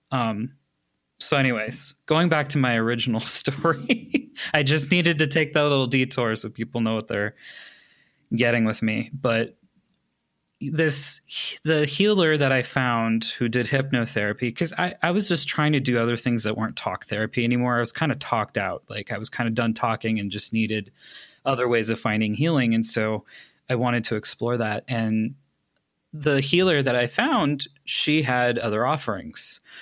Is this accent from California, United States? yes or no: yes; Los Angeles, California, United States; moved away as an adult; now in Colorado, United States; I was born in Los Angeles. I lived there up until August of twenty nineteen